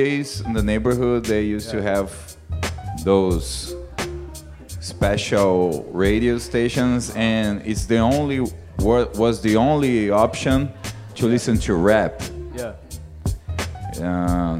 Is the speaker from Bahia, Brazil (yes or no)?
no; Ribeirão Preto, São Paulo, Brazil; English is a second language; I'm from a medium town in the countryside of São Paulo.